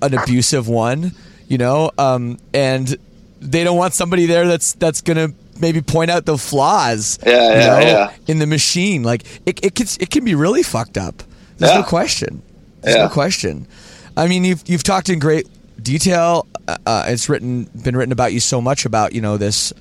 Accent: Canada; I'm Canadian

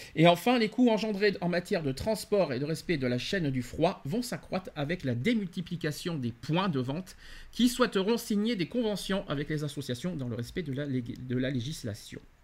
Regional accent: France; chez nous en France

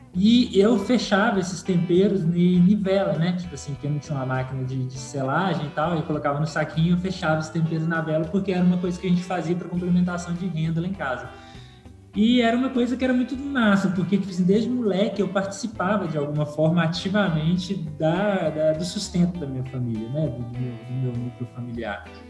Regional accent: Belo Horizonte, Minas Gerais, Brazil; eu nasci, né, aqui no Conjunto Santa Maria, aqui em Belo Horizonte

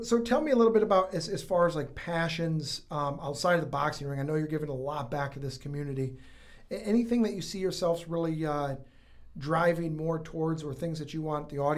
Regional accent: Fenton, Michigan, United States; I'm originally from Fenton.

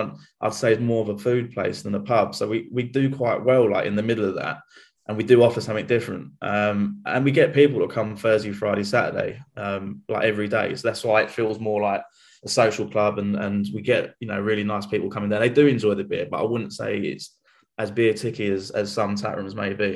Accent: Chelmsford, East of England, United Kingdom; I'm from Chelmsford, so which is north Essex

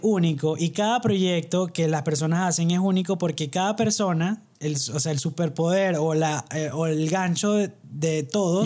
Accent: Barquisimeto, Lara, Venezuela; somos de pueblo, no nos pidan mucho. Somos este barquisimeto de Venezuela

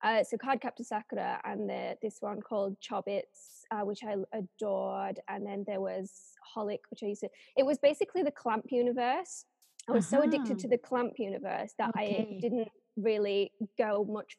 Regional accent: England, United Kingdom; moved away as an adult; also born or lived in Japan; some little English girl that has just never really left the country before

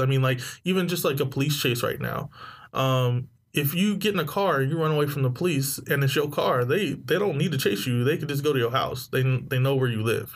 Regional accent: San Diego, California, United States; I'm from San Diego

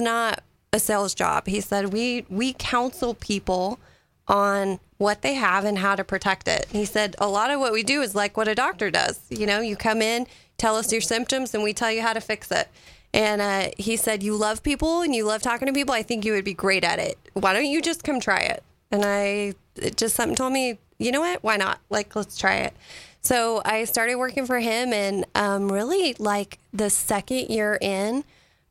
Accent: Kerrville, Texas, United States; I grew up in Kerrville

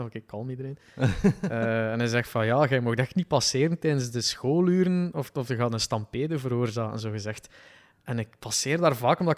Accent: West Flanders coast, Belgium; accent: West Flemish; Ik ben dus van de kust.

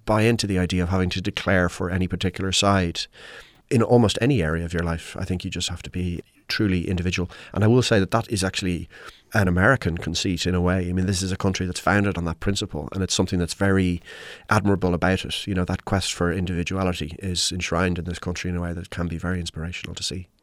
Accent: Ireland; I'm Irish

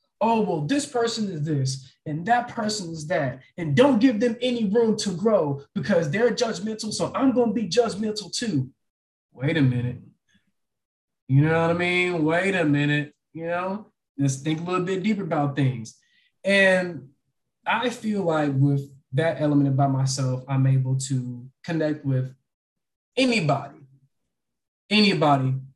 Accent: Texas, United States; I'm born and raised in Texas

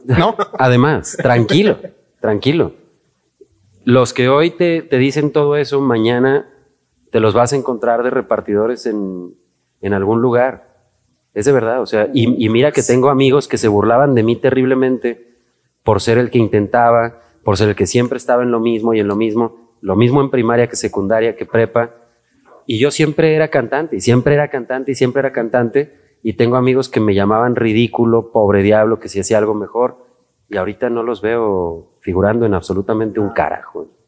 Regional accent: Aguascalientes, Mexico; moved away as an adult; also born or lived in Mexico City; yo me fui muy chavo de Aguascalientes, me fui a los 19 años

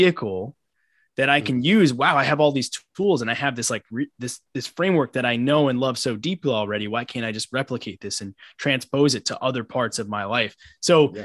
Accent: Long Island, New York, United States; also born or lived in Brooklyn, New York; I'm born and raised in New York. I currently live in Brooklyn. I grew up on Long Island.

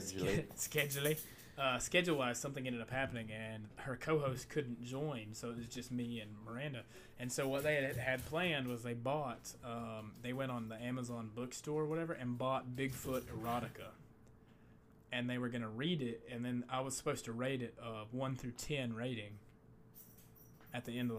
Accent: Appalachia, United States; I grew up like in Appalachian America

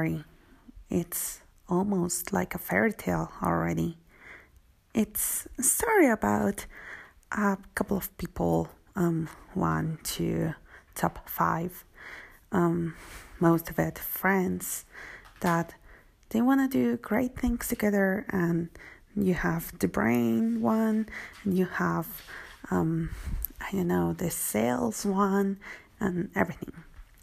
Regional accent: Mexico; I'm from Mexico

